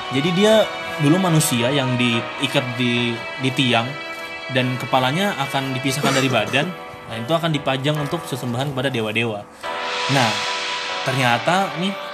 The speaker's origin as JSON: {"language": "Indonesian", "region": "Central Kalimantan", "country": "Indonesia", "said": "asalku itu dari Kalimantan Tengah."}